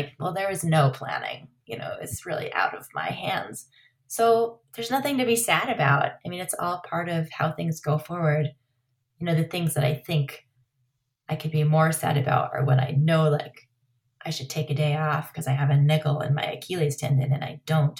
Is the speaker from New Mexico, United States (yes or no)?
yes; Los Alamos, New Mexico, United States; also born or lived in Truchas, New Mexico; Growing up in Los Alamos